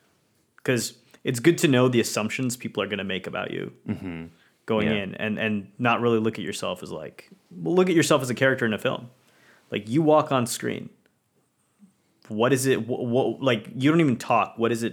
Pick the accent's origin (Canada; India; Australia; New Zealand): India; because things were rough, not just, you know, for me as an Indian, but pretty much anyone, right?